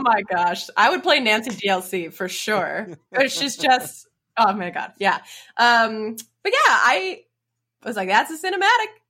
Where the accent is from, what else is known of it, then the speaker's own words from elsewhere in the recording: Edmonton, Alberta, Canada; moved away; Edmonton, my hometown